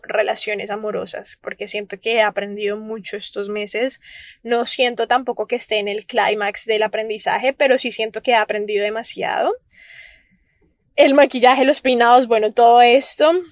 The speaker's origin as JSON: {"language": "Spanish", "town": "Cali", "region": "Valle del Cauca", "country": "Colombia", "tie": "born or raised there", "moved": "yes", "said": "la ciudad en donde yo nací, donde yo solía vivir antes de venirme para acá, que es Cali, Colombia."}